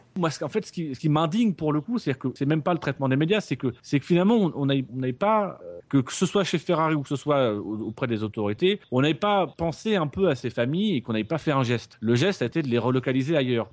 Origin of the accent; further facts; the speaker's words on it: France; chez nous en France